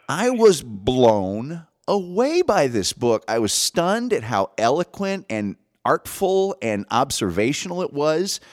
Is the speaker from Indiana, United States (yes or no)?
yes; Indiana, United States; I grew up in Indiana